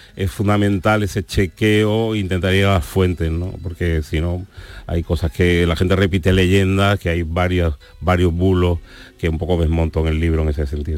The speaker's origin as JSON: {"language": "Spanish", "town": "Seville", "region": "Andalusia", "country": "Spain", "tie": "born or raised there", "also_born_or_lived": "San Fernando", "said": "Yo soy de San Fernando, o sea aunque llevo viviendo en Sevilla toda mi vida"}